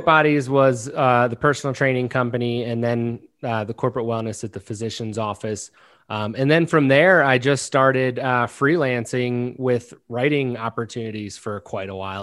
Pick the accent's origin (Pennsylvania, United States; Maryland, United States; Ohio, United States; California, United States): Maryland, United States; I'm actually from Maryland